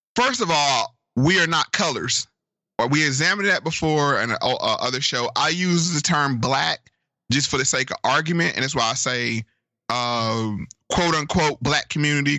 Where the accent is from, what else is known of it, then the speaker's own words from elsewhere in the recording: Virginia, United States; my home state of Virginia